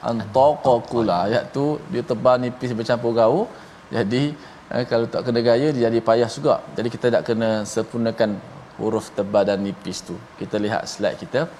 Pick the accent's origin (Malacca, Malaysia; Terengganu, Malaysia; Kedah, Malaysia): Terengganu, Malaysia; Saya orang Terengganu tapi saya buat, buat pandai lah.